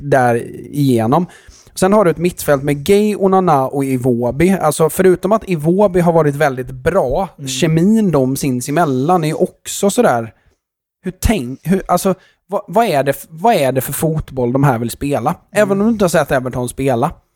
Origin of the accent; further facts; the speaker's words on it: Sweden; vi som är svenskar